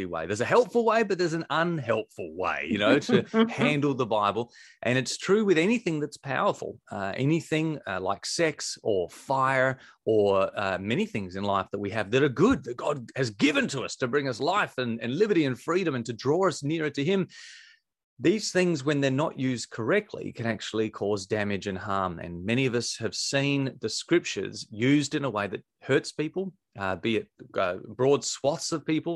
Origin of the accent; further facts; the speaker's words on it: Victor Harbor, South Australia, Australia; It's sort of my hometown where I grew up, a place called Victor Harbour